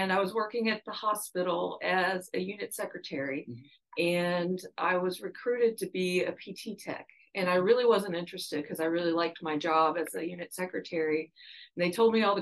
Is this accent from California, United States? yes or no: no; Louisville, Kentucky, United States; moved away as an adult; also born or lived in Cleveland, Ohio / Dallas, Texas; now in Arkansas, United States; I ended up in Louisville, Kentucky, to start kindergarten and basically have been in Kentucky the rest of my schooling